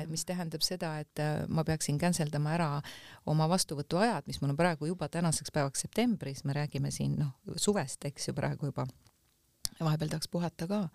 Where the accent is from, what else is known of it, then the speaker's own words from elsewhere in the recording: Tammiku, Lääne-Viru County, Estonia; ma olen pärit Tammiku külast, mis on siis ähm, Rakk Jõgeva vahel mm. -hmm. et, äh, et seal kandis on väike Maarja ja Simuna ja sellised kohad ehk Emumäe külje alt täiesti. ja, ja seal on, seal mu lapsepõlv on möödunud